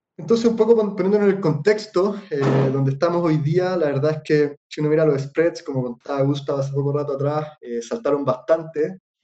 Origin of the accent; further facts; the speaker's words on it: Chile; nosotros como inversionistas chilenos